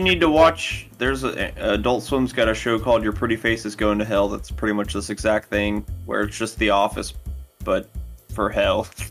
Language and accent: English; Texas, United States; we're fucking Texan